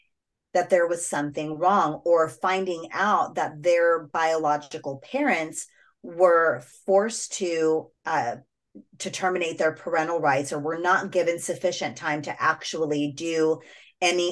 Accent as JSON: {"language": "English", "country": "United States", "first_language": "English", "said": "I'm an American child who speaks English"}